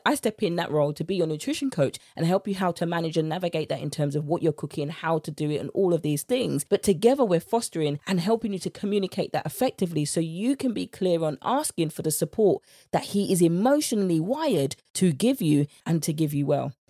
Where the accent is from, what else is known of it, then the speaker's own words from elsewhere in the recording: United Kingdom; accent: British; my British accent